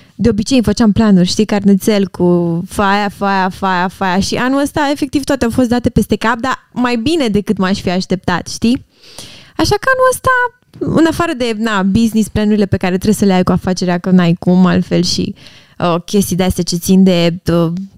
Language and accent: Romanian; Romania; la noi ca români